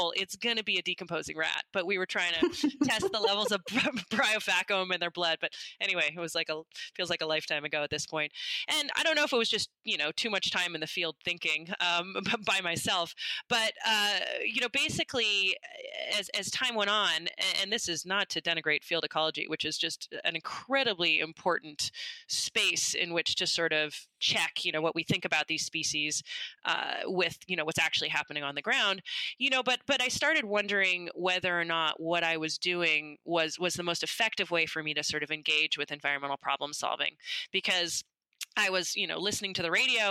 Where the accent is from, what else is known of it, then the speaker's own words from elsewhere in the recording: the Bay Area, California, United States; I grew up in the Bay Area